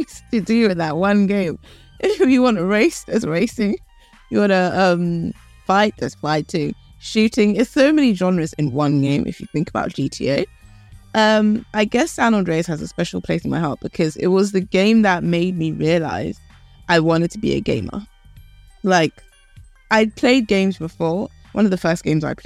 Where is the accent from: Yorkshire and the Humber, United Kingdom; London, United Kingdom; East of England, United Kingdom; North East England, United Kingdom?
London, United Kingdom; also born or lived in Canada / Philadelphia, United States / Ghana; I grew up here in London